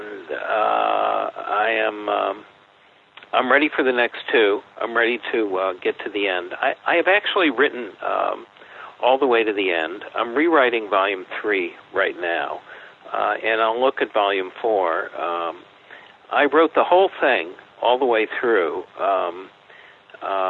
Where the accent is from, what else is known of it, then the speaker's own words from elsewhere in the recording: Chicago, Illinois, United States; I grew up in Chicago, and I read the Sandberg books as a boy